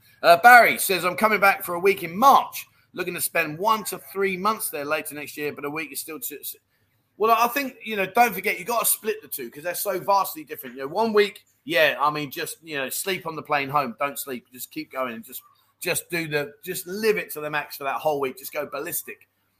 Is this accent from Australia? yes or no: no; Dublin, Leinster, Ireland; Now, I'm 60. I grew up in Dublin and never heard of them.